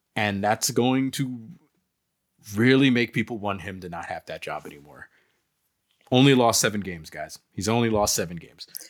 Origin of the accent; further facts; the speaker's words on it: Piscataway, New Jersey, United States; moved away; I grew up in Piscataway, New Jersey itself.